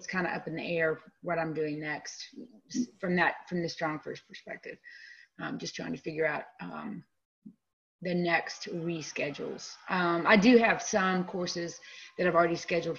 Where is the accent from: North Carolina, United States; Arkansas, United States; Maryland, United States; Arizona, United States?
North Carolina, United States; Winston-Salem; now in Durham, United States; I'm originally from Winston-Salem. So I've, you know, North Carolina, born and bred